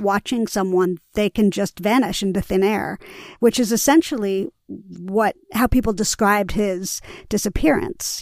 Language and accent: English; New York City, New York, United States; I grew up in Greenwich Village